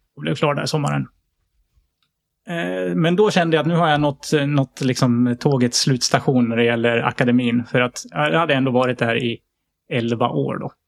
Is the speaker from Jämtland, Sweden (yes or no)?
no; outside Sandviken, Gävleborg County, Sweden; jag är uppvuxen utanför Sandvikens eh, skogar